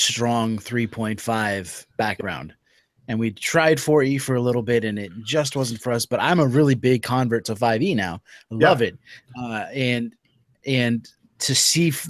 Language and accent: English; California, United States; moved away; I'm originally from California, and that's where I did a lot of my growing up